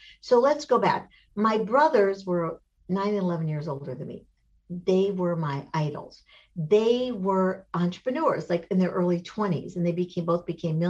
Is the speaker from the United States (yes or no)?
yes; Michigan, United States; I grew up in Michigan